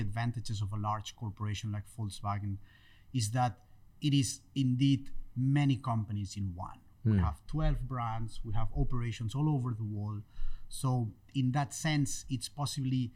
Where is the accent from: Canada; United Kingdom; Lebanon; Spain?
Spain; moved away as an adult; also born or lived in Barcelona; I finished studying engineering in Barcelona. I'm from Spain.